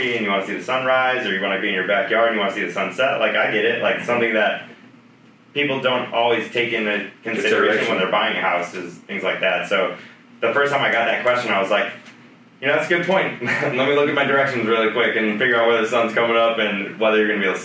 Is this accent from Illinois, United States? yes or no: yes; Chicago, Illinois, United States; moved away as an adult; I grew up in Chicago my whole life